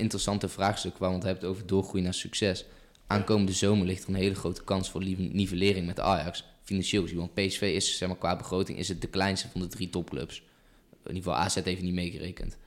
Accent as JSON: {"language": "Dutch", "town": "Eindhoven", "region": "North Brabant", "country": "Netherlands", "said": "ik ben een Eindhovense jongen, ik kom uit Eindhoven"}